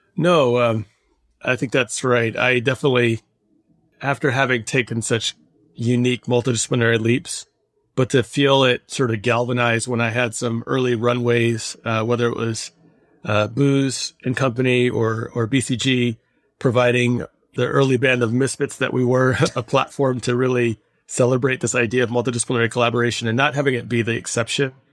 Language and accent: English; Michigan, United States; I was growing up in the heart of big auto.